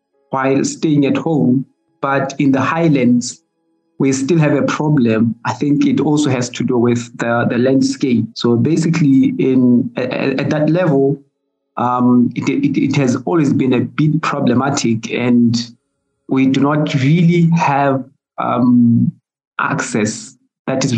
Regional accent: Lesotho; from the Mountain Kingdom of Lesotho.

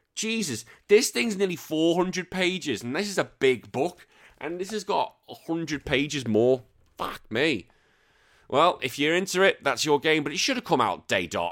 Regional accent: United Kingdom; moved away as an adult; now in Australia; I am a British man living here in Australia

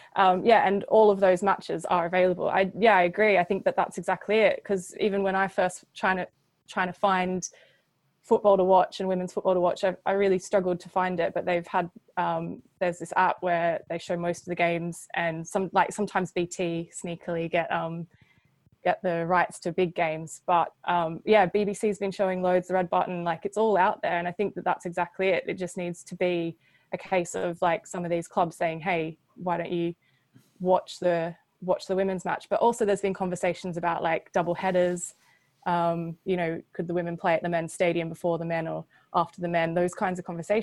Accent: Australia; I'm Australian

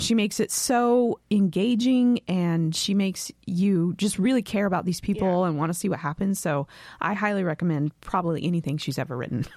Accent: West Coast, United States; I'm from the West Coast

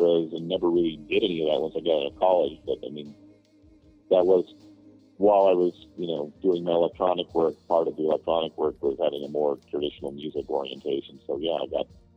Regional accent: Los Angeles, California, United States; I grew up in L.A.

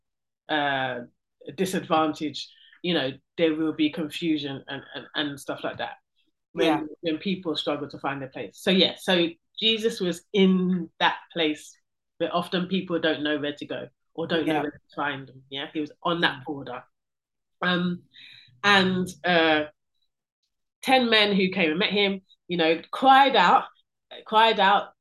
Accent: London, United Kingdom; I'm first generation born here in this country

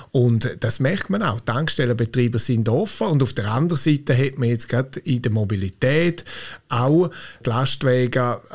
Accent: Graubünden, Switzerland; Als Bündner will man natürlich, dass man immer die Nase vorne hat.

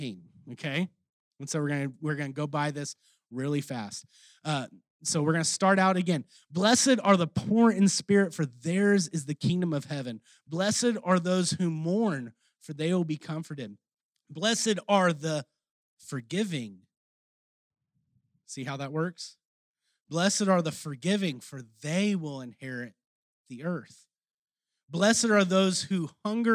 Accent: Texas, United States; accent: Texan; my Texan accent

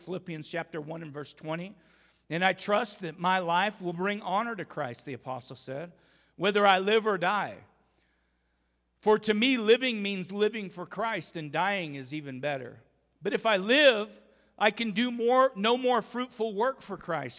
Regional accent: Umatilla, Oregon, United States; I grew up on the Umatilla River or the Columbia River there in Umatilla, Oregon

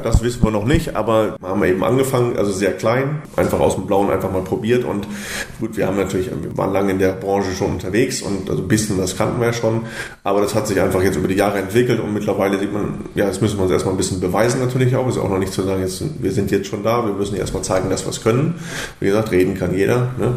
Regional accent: Ottersberg, Lower Saxony, Germany; Ich komme aus Ottersberg, was quasi vom Fährhof glaube, zehn Kilometer weg ist.

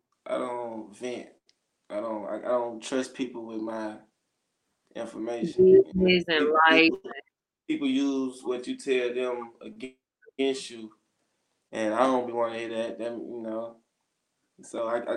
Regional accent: Grenada, Mississippi, United States; in Mississippi, in my hometown

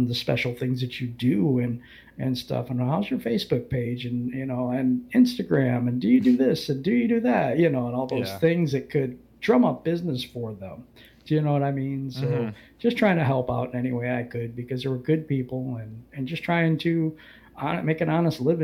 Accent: Muskegon, Michigan, United States; also born or lived in Bremerton, Washington; I grew up in Michigan. I grew up in Muskegon, Michigan.

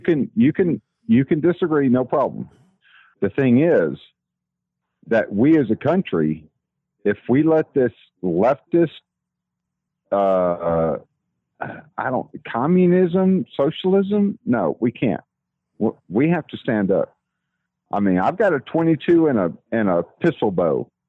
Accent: Texas, United States; accent: Texas; that's that Texas accent

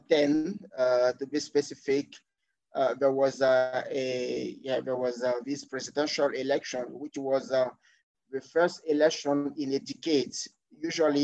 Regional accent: Côte d’Ivoire; English is a second language; We start learning English basically at the secondary school level in Cote d'Ivoire. So when I went to secondary school around 1999-2000, so I started learning English

